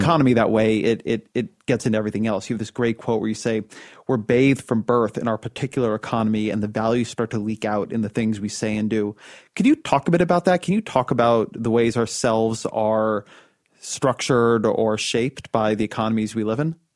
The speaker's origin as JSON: {"language": "English", "region": "California", "country": "United States", "said": "I'm a Californian"}